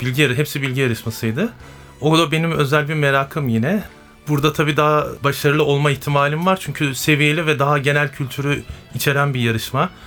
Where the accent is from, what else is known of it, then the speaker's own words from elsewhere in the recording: Sivas Province, Turkey; Ben 1979 Sivas doğumluyum.